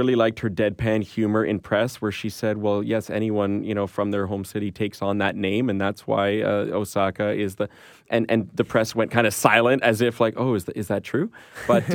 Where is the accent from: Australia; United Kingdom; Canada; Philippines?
Canada; we're Canadian